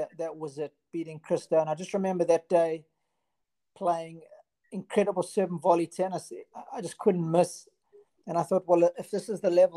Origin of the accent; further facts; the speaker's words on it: Durban, KwaZulu-Natal, South Africa; I'm a Durban boy through and through. So yeah, I grew up in Westville in Durban